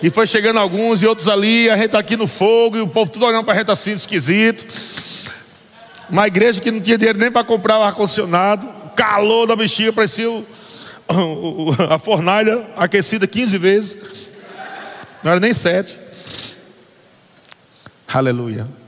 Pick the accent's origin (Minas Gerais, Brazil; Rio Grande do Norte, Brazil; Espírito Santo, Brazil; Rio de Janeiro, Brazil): Rio Grande do Norte, Brazil; Natal; now in São Paulo, Brazil; nossos filhos, viemos de Natal para São Paulo, sem saber para quê.